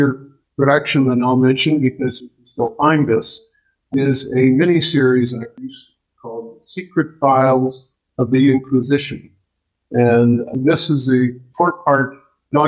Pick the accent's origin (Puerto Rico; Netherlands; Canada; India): Canada; moved away as an adult; now in United States; I grew up in Canada, so I worked a lot for the Canadian Broadcasting Corporation